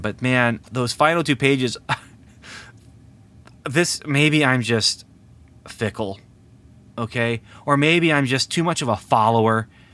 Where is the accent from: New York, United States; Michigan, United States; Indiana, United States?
Indiana, United States; near Lafayette; very close to my hometown here